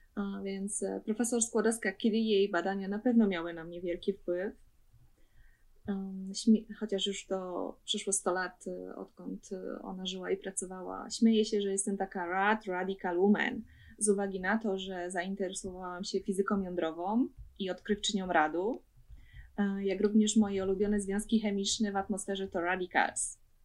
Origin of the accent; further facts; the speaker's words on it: Sosnowiec, Silesian Voivodeship, Poland; moved away as an adult; now in Bremen, Germany; Pochodzę z Sosnowca, to jest e, rejon Śląsk